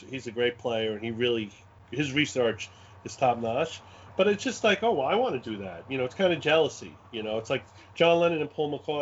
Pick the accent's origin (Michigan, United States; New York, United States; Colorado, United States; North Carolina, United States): New York, United States; New York City; accent: Brooklyn; this is a real Brooklyn accent. I was born in Brooklyn and raised in Brooklyn